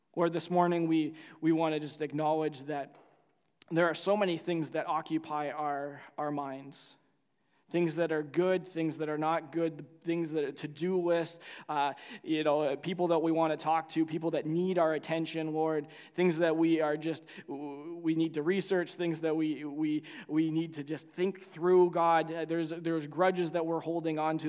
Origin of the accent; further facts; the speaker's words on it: Canada; as a Canadian